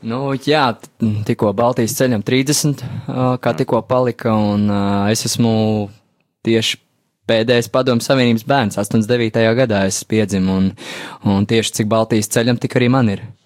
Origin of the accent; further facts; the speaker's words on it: Ogre, Ogre Municipality, Latvia; neesmu no Latvijas, esmu no Ogres